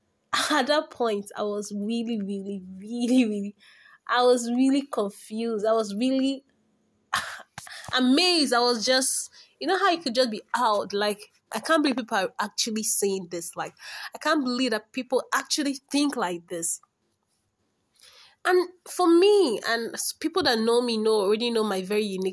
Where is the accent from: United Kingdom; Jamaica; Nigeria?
Nigeria; Igbo, Igboland; first language Igbo; English is a second language; my native language, Igbo